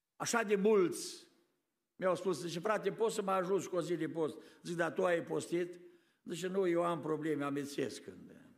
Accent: Romania; now in United States; Noi la a treia, a treia generație nu mai suntem români în America

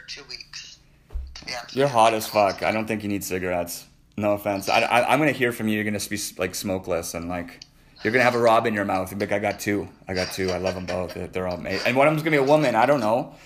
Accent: Canada; I'm a Canadian.

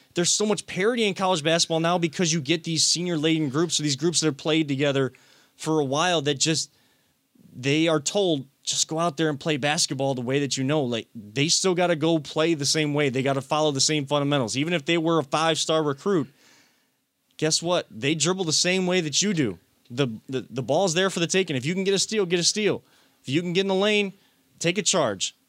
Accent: Wickliffe, Ohio, United States; growing up in Wycliffe

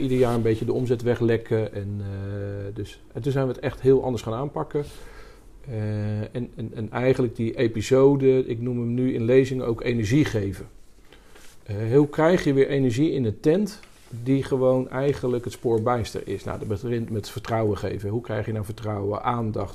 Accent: Rotterdam, South Holland, Netherlands; accent: Rotterdamse tongval; also born or lived in Bruges / Amsterdam; In, in, Rotterdam opgegroeid, daar gestudeerd

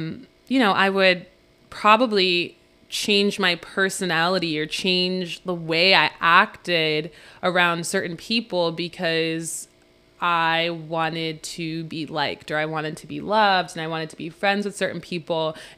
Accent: New Rochelle, New York, United States; also born or lived in Princeton, New Jersey / Monroe Township, New Jersey / Virginia; growing up in New Rochelle to growing up in Princeton, and then to growing up to Monroe Township, and then growing up and then coming up to Virginia, and then going back to Princeton at a different school

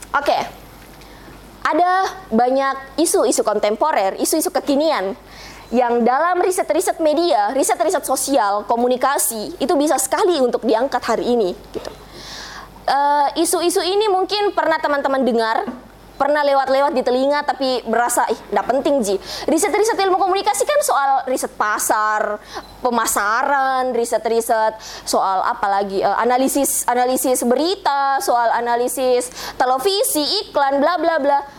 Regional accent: Bugis, South Sulawesi, Indonesia; saya orang Bugis

